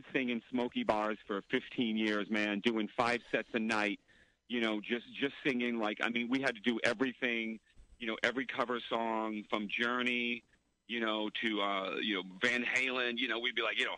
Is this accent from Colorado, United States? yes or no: no; Lowell, Massachusetts, United States; I grew up in Lowell, Massachusetts.